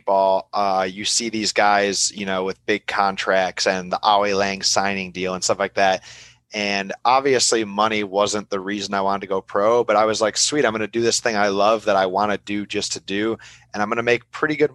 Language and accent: English; between Buffalo and Niagara Falls, New York, United States; moved away as an adult; also born or lived in Flint, Michigan / Detroit, Michigan / Canada / Florida; now in Davis, California, United States; I grew up between Buffalo and Niagara Falls, New York.